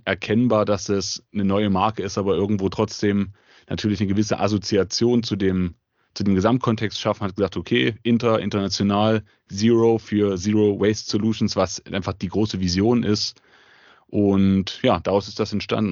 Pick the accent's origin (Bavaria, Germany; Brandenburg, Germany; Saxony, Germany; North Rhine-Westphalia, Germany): Saxony, Germany; Leipzig; komme aus der wunderschönen Stadt Leipzig, bin eigentlich schon immer Leipziger gewesen, habe auch hier studiert